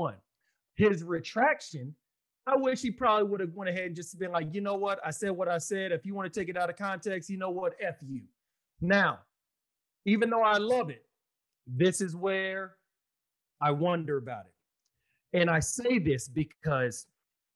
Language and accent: English; Austin, Texas, United States; Austin, Texas, my hometown.